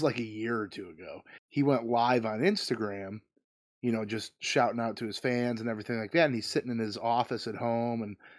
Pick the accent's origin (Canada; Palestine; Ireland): Ireland; As an Irishman, I feel it necessary to root for Rory McIlroy.